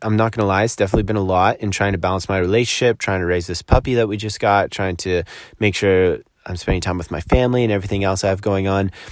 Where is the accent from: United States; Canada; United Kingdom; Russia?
Canada; Collingwood, Ontario; moved away; here in my hometown of Collingwood, Ontario